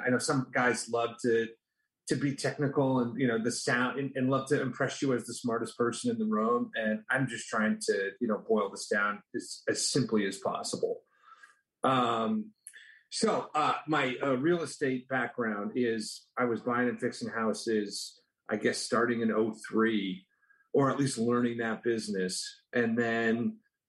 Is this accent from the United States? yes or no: no; Canada; moved away as an adult; I'm from Canada originally